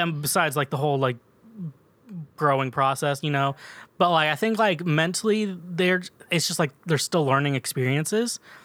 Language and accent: English; Midwest, United States; I'm from the mid, we're both from the Midwest